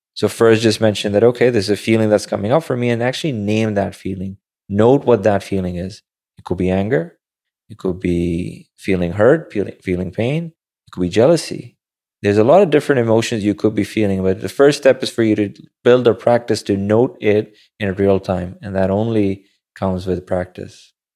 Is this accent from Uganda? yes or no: no; Pakistan; now in New York City, United States; growing up in Pakistan